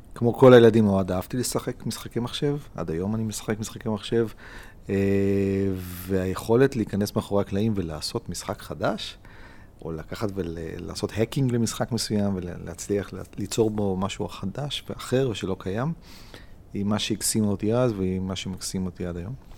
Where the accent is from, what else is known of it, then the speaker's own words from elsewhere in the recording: Israel; אני מאוד ישראלי, אני מאוד ציוני